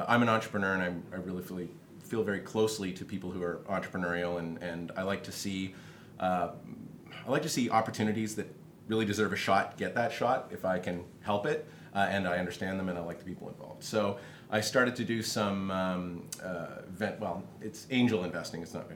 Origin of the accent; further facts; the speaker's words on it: Canada; I am from Canada.